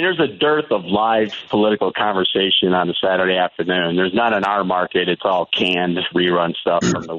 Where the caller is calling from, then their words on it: Albuquerque, New Mexico, United States; also born or lived in Chicagoland; I'm in Albuquerque. I used to live in Chicagoland, and I started listening to this time slot when Dick Kaye started it back in whatever that was, the 90s maybe.